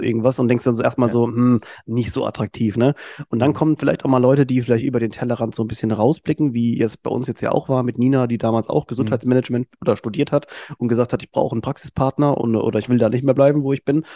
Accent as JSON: {"language": "German", "town": "Mannheim", "region": "Baden-Württemberg", "country": "Germany", "said": "ich bin Mannheimer"}